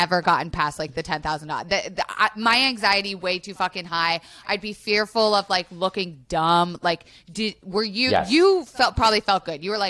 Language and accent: English; Florida, United States; I grew up in Florida